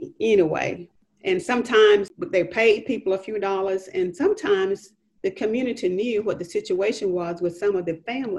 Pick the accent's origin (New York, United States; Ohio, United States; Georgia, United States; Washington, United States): Georgia, United States; Athens; I was born and raised in Linnentown.